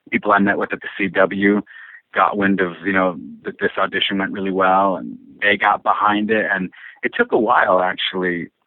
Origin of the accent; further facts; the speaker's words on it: Woodhaven, Michigan, United States; moved away as an adult; also born or lived in Washington State; I grew up in Michigan. Uh, I'm originally from Woodhaven, Michigan, yeah, which is sort of the known as the Downriver